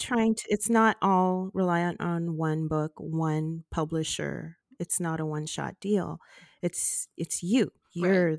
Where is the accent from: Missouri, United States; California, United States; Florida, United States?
California, United States; Los Angeles; it was a very different life from what i lived